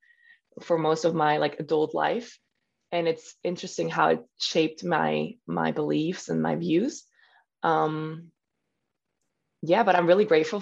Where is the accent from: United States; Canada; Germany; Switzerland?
Switzerland; first language German; English is a second language; now in Spain; I'm German speaking. My mother language is in German.